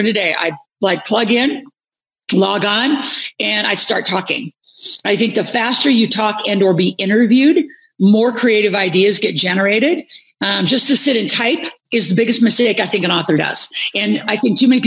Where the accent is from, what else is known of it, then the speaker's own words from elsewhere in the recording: Nebraska, United States; moved away; I grew up in Nebraska